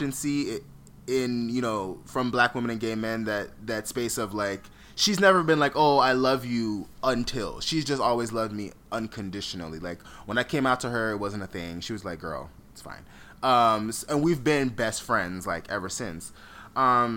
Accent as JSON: {"language": "English", "town": "Fort Lauderdale", "region": "Florida", "country": "United States", "tie": "born or raised there", "also_born_or_lived": "Atlanta", "moved": "yes", "said": "I grew up in Fort Lauderdale"}